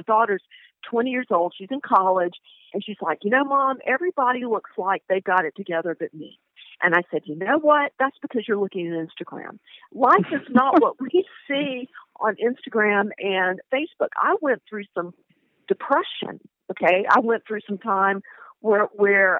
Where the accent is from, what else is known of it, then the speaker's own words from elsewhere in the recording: the South, United States; I grew up in the South